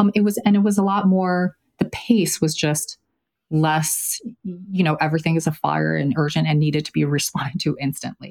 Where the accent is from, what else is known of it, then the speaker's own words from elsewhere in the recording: China; moved away; I was born in China, I speak Mandarin